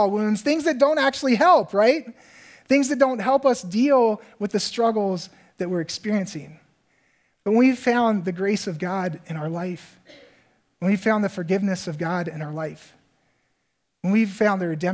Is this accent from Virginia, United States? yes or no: yes; Virginia, United States; moved away as an adult; now in Minnesota, United States; for me as a guy growing up in Virginia